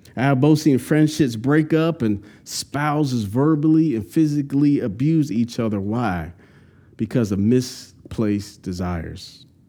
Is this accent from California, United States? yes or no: yes; California, United States; now in North Carolina, United States; I'm from California, went to Santa Cruz Beach almost once a month, cool weather.